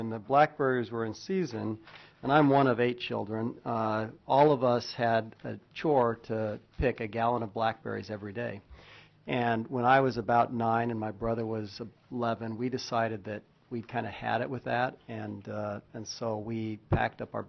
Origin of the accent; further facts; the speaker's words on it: Oregon, United States; also born or lived in Kansas; now in Alaska, United States; I'm from Oregon